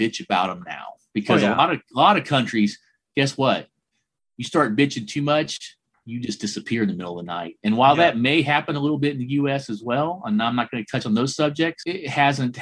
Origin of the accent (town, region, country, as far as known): United States